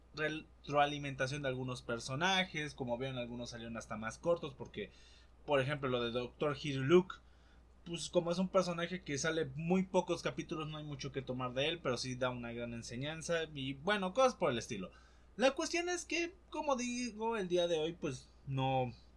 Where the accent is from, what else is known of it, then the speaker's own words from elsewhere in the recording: Poza Rica, Veracruz, Mexico; now in Puebla, Mexico; mi ciudad natal Poza Rica